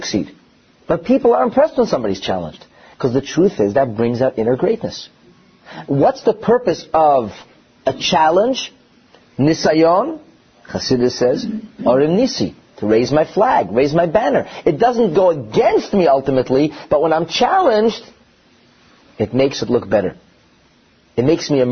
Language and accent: English; United States; I'm an American, I'm sorry. So, growing up as a young boy in the United States of America